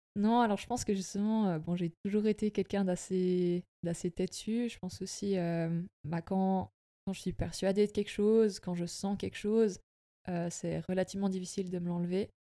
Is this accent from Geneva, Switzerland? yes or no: no; Sonceboz-Sombeval, Bernese Jura, Switzerland; also born or lived in Fribourg; je viens de la région du Jura bernois. j'ai grandi à sanspo val